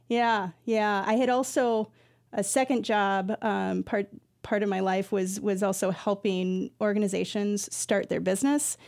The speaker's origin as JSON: {"language": "English", "region": "Iowa", "country": "United States", "tie": "born or raised there", "moved": "yes", "lives_now": "Twin Cities, United States", "said": "I grew up in Iowa for some years"}